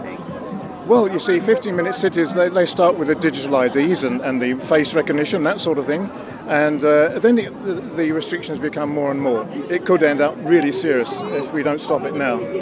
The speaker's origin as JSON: {"language": "English", "town": "Bristol", "region": "South West England", "country": "United Kingdom", "said": "I'm from Bristol"}